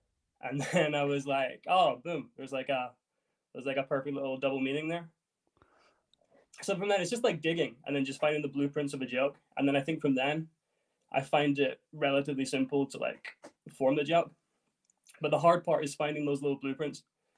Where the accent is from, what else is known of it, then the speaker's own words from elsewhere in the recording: Edinburgh, Scotland, United Kingdom; now in London, United Kingdom; But yeah, I was born and raised in Edinburgh, but I do live in London.